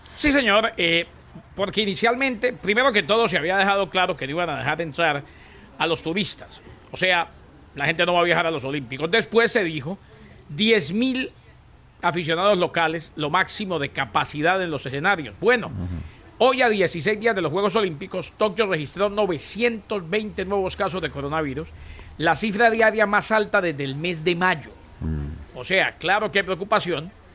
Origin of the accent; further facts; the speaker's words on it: Colombia; yo como colombiano